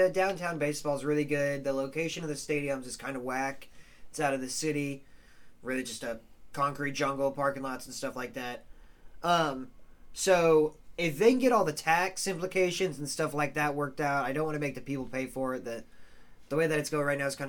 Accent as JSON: {"language": "English", "town": "Kansas City", "region": "Missouri", "country": "United States", "tie": "born or raised there", "moved": "yes", "said": "I'm a big Kansas City fan, born and raised, 22 years"}